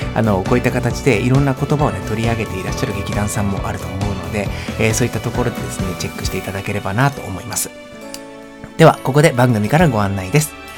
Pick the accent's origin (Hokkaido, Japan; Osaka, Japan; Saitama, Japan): Osaka, Japan; 僕も大阪出身なので